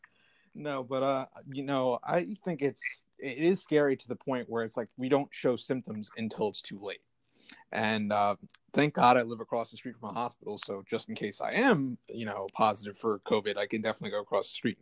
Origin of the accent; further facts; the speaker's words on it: Long Island, New York, United States; I'm from Long Island